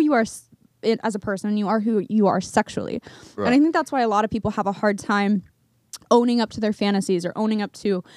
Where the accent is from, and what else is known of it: Oregon, United States; born or raised there; moved away